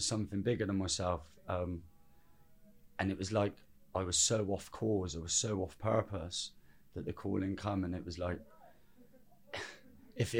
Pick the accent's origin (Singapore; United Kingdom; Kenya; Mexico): United Kingdom; Birmingham, West Midlands; born or raised there; also born or lived in Cwm, South Wales